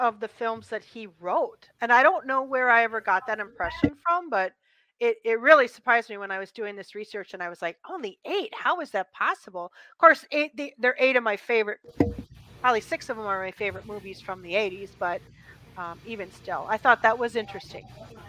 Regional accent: Midwest, United States; I'm from the Midwest, so I know how to say all the words, all of the names of cities.

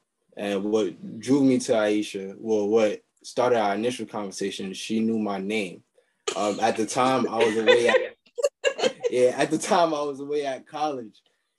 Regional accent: Queens, New York, United States; So hi guys … I'm from Queens, New York.

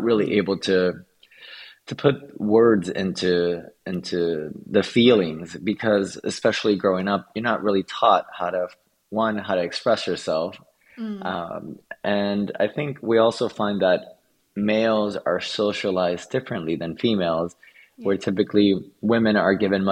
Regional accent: Antilla, Holguín, Cuba; also born or lived in Havana, Cuba; I was born in Havana, Cuba, and although that's the capital of Cuba, my parents soon divorced after I was born, and I went into what's called Antilla Holguín, which is a very small fishing village in the countryside of Cuba.

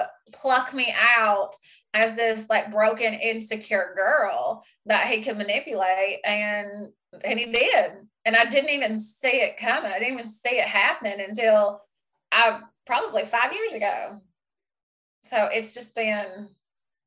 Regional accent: Southern US, United States; accent: Southern (Scarlett O'Hara); moved away as an adult; also born or lived in Blue Ridge, Georgia; now in Ontario, Canada; my accent gets thicker and I start, like, I talk like I'm Scarlett O'Hara

